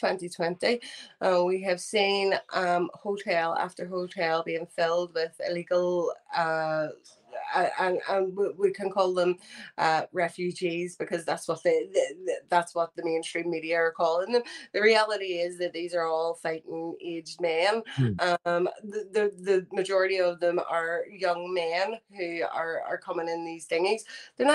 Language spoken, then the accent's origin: English; Belfast, Northern Ireland, United Kingdom; accent: Belfast; he heard my accent, and he said, oh, that's a Belfast accent